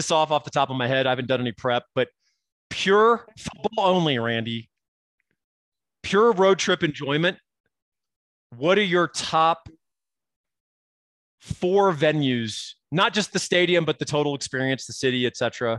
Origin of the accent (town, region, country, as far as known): Texas, United States; also born or lived in California; now in Colorado, United States